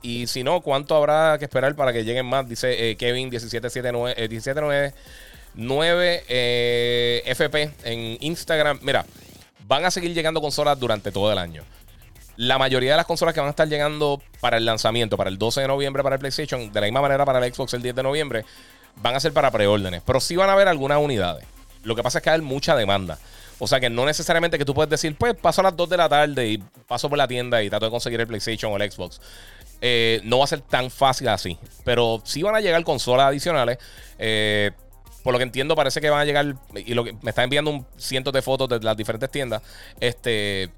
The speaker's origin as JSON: {"language": "Spanish", "country": "Puerto Rico", "said": "Nosotros somos territorio norteamericano"}